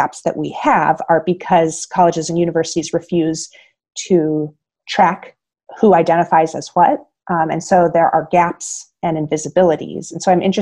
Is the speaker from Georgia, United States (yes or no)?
no; Iowa, United States; moved away as an adult; now in Illinois, United States; I was born and raised in Iowa